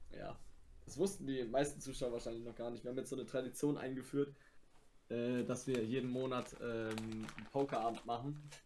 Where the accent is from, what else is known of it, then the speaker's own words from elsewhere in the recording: Germany; ich bin Deutscher